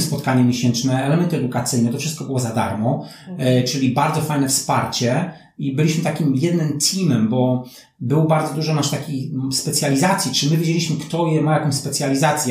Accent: Poland; moved away as an adult; also born or lived in New Zealand / Turkey / Malaysia; 88 wyjechałem z Polski

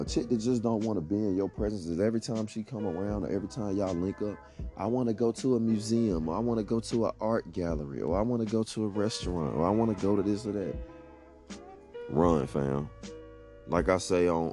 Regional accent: Atlanta, Georgia, United States; I grew up playing ball in Metro Atlanta

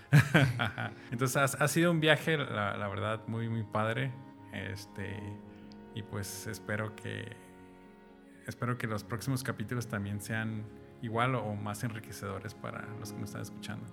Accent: Mexico; algo que tenemos los mexicanos

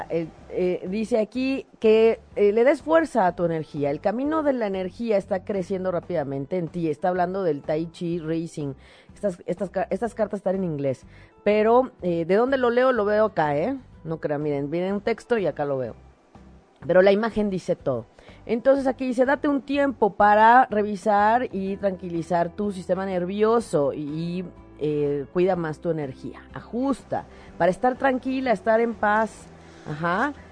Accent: Acapulco, Guerrero, Mexico; Desde Acapulco, desde mi, de mi tierra, Acapulco, te mando un ah, saludo.

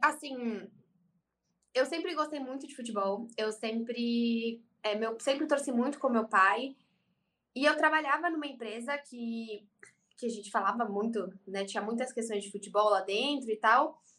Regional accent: São Paulo, Brazil; eu sou de São Paulo

